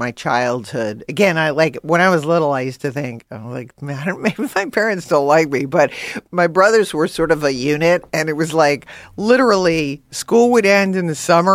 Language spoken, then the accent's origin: English; New York, United States; growing up in Queens